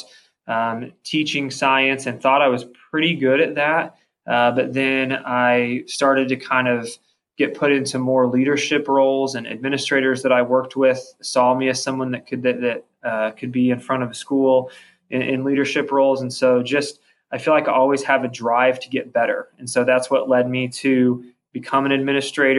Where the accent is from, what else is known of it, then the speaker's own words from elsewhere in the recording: Columbus, Indiana, United States; growing up in Columbus, obviously I love Columbus